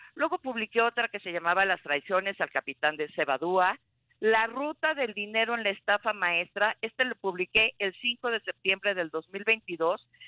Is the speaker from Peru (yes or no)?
no; Mexico; nos importa a todos los mexicanos